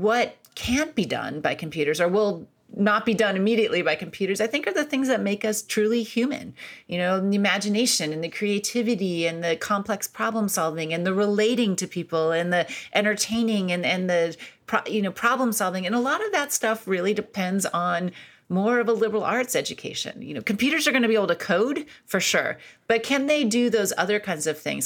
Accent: Akron, Ohio, United States; moved away; I grew up in Akron, Ohio

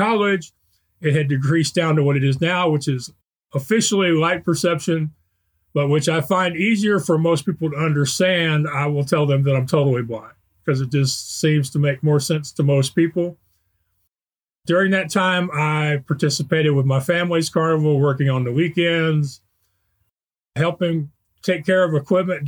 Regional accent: Spring, Texas, United States; I grew up in Spring, Texas, which is a suburb of Houston

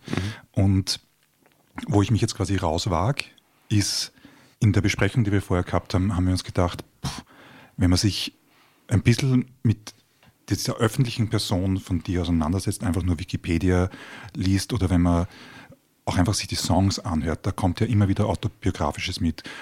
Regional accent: Baden, Lower Austria, Austria; moved away; Ich komme ja aus Baden

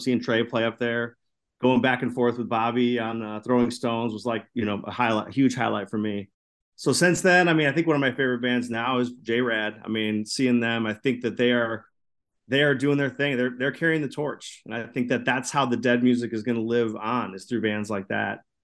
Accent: Chicago, Illinois, United States; I grew up in the Chicago area

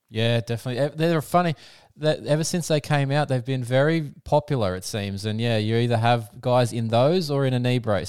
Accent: Australia; I'm an Aussie

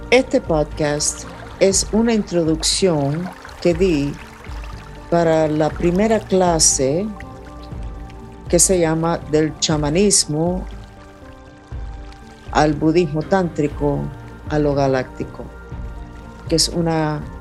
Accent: Germany; born there; Y ha sido la razón por la cual nací. Nací en Alemania en un programa, literalmente, de investigaciones sobre el potencial humano.

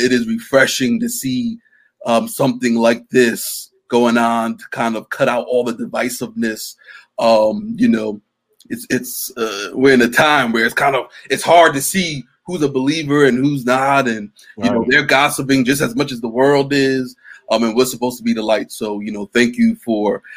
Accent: New Jersey, United States; moved away as an adult; now in Michigan, United States; So I'm actually from Jersey. I currently live in Michigan, but I was born and raised in Jersey, the dirty Jersey

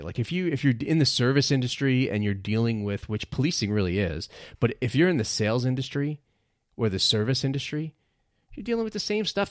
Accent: New York City, New York, United States; also born or lived in New Jersey; I was born in Brooklyn, New York, and I consider myself a New Yorker, even though I spent a lot of time growing up and living in New Jersey

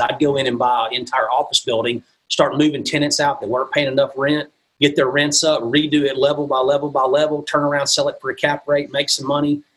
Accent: Mississippi, United States; accent: southern; moved away as an adult; now in Midwest, United States; I'm originally from the South. I'm from Mississippi originally.

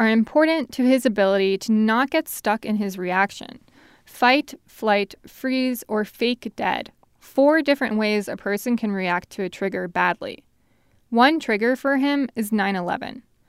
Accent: New York, United States; moved away; As a New Yorker

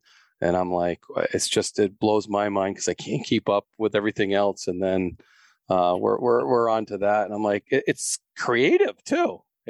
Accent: Florida, United States; I'm from Florida. All you southern states could certainly say that, I guess.

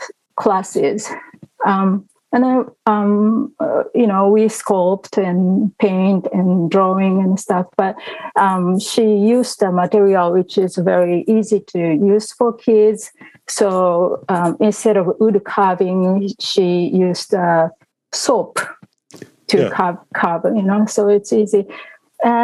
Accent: Tokyo, Japan; also born or lived in Woodbridge, Virginia; now in Virginia, United States; I was born and raised in Tokyo, Japan.

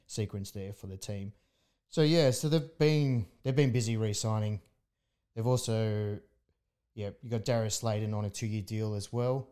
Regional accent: Australia; as an Australian

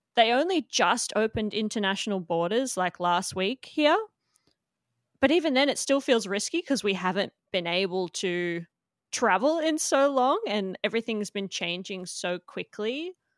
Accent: Melbourne, Victoria, Australia; moved away as an adult; now in Gold Coast, Australia; I grew up in Melbourne

